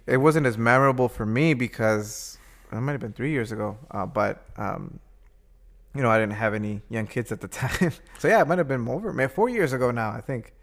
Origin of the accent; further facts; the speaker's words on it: Midwest, United States; being a Midwesterner